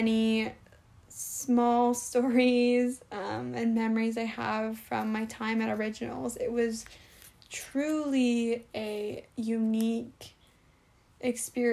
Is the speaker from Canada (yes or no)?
yes; Canada; I'm from Canada.